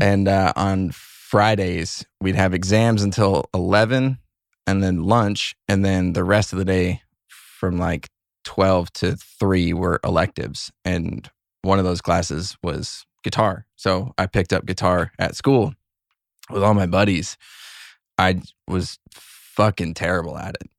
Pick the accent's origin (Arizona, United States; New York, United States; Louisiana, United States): Arizona, United States; Cave Creek; I grew up in a little town called Cave Creek, Arizona